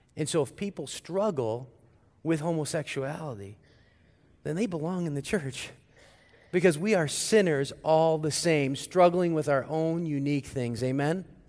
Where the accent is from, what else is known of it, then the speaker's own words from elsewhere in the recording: St. Louis, Missouri, United States; moved away; my hometown, Saint Louis